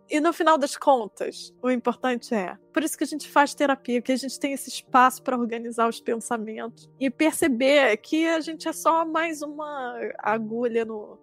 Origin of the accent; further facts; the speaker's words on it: Rio de Janeiro, Brazil; moved away; pensando assim no Rio, que é a minha cidade